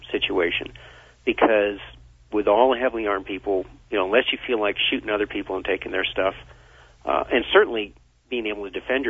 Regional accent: Vermont, United States; Well, I grew up in Vermont, and no one wanted to go hunting on the last day of hunting season.

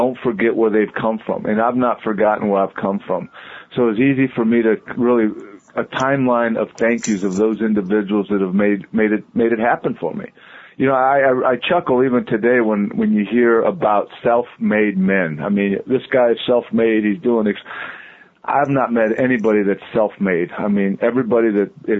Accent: Southern California, United States; moved away as an adult; now in Cincinnati, United States; I grew up in Southern California

